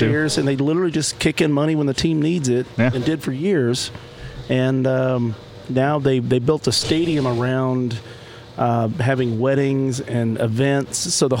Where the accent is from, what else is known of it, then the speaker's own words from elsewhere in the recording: Oklahoma, United States; I'm from Oklahoma.